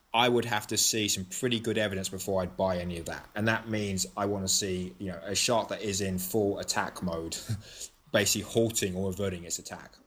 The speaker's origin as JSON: {"language": "English", "region": "London", "country": "United Kingdom", "tie": "born or raised there", "also_born_or_lived": "Athens, Greece / St Andrews, Scotland", "moved": "as an adult", "lives_now": "United States", "said": "I grew up in London, but I also spent, uh, close to seven years living in Athens, Greece"}